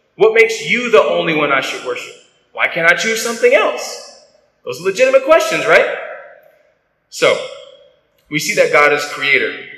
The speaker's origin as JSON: {"language": "English", "country": "United States", "said": "I'm I'm an American."}